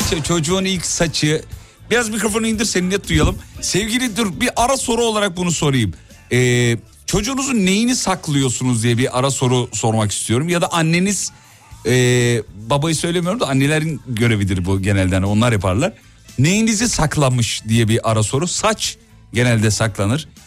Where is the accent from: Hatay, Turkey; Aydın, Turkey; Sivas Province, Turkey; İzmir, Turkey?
Sivas Province, Turkey; Sivas; Ben Sivaslıyım.